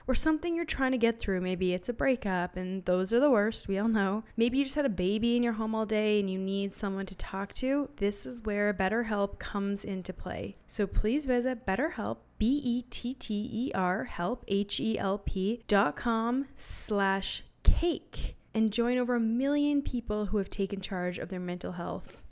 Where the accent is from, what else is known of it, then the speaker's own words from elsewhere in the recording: Canada; now in United States; I'm from Canada. Love Canada, love America, but I live here